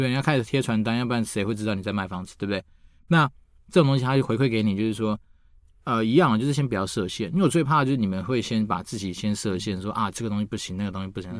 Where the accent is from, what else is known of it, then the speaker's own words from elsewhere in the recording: Taiwan; 我都从台湾来的